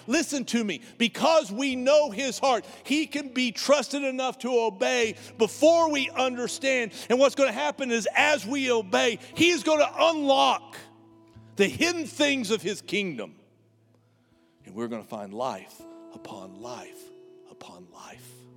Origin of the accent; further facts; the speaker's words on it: United States; Because we're Americans